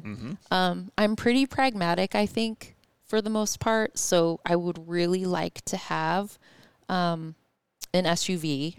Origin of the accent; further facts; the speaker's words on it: Ellensburg, Washington, United States; also born or lived in Tacoma, Washington; So I grew up in Ellensburg and then moved over here for a time with my first phase of adult life. Lived in Tacoma.